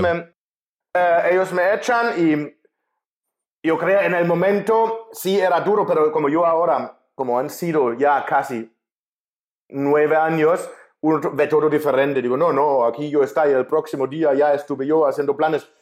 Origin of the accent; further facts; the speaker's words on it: Germany; Spanish is a second language; moved away as an adult; also born or lived in Spain / Mexico; now in Budapest, Hungary; Yo soy alemán, nací en Alemania